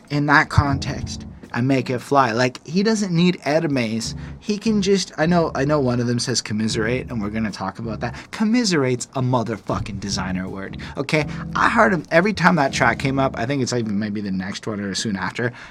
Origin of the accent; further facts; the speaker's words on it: United Kingdom; I'm British. Rap is my fetish.